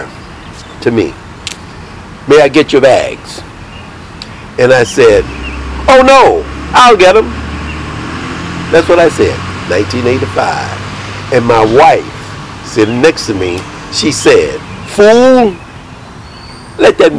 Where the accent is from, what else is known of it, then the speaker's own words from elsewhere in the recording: Alabama, United States; moved away; I was born and raised here in Alabama. And I left in 1948.